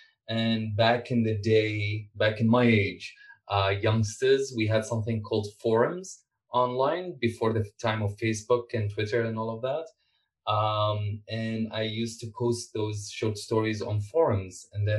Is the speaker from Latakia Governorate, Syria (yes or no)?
no; Damascus, Damascus Governorate, Syria; moved away as an adult; now in Canada; I was born in Damascus and I grew up in a house of... In a blue collar house, really.